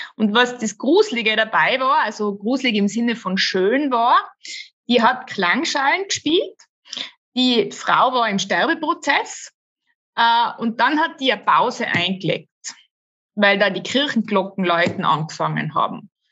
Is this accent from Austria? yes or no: yes; Tyrol, Austria; also born or lived in Innsbruck; bei uns in Tirol